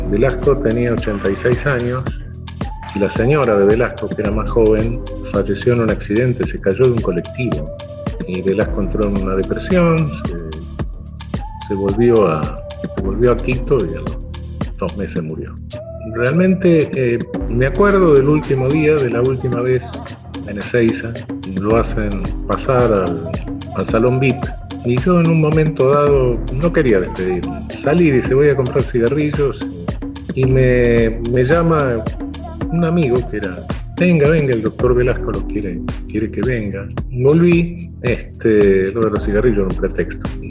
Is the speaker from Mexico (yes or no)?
no; Panama; born there; Mira, yo soy de padre cubano. Mamá guatemalteca. Y para acabar de rematarla, nací en Panamá.